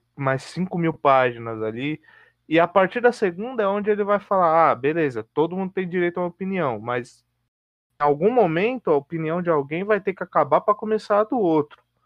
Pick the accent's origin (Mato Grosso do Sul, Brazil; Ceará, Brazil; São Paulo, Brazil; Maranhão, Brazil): São Paulo, Brazil; Mauá; also born or lived in Santo André; nasci em Mauá e em Santo André desde sempre